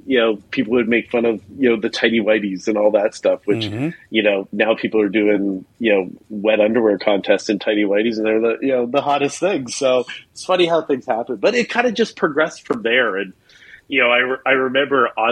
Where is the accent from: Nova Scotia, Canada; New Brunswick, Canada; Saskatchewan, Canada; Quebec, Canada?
New Brunswick, Canada; Eastern Canada, right above Maine; moved away as an adult; now in Orange County, United States; originally I'm from Canada, from Eastern Canada, far out east, right above the state of Maine. Grew up there, and now I actually live in Orange County in California.